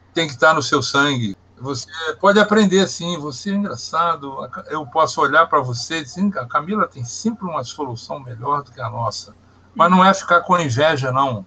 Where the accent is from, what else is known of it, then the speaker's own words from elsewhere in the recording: Barbacena, Minas Gerais, Brazil; also born or lived in Brasília; now in Rio de Janeiro, Brazil; Eu sou de Minas Gerais. Eu adotei o Rio de Janeiro como meu estado, mas eu sou nascido em Minas Gerais, tenho família em Minas Gerais, vou a Minas Gerais. Uhum pertinho do Rio de Janeiro, na cidade de Barbacena